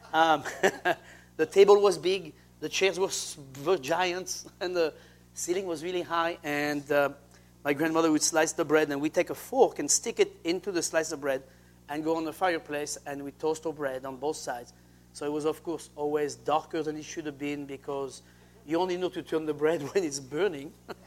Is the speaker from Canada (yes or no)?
no; Saint-Hilaire-de-Loulay, Pays de la Loire, France; now in Seattle, United States; That would never happen in France. I mean, especially in my hometown.